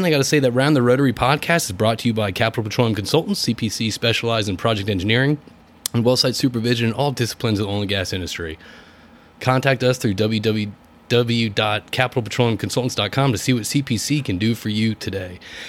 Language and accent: English; Westport, Connecticut, United States; now in Texas, United States; a fellow Westport Tyrian, where I grew up in Connecticut.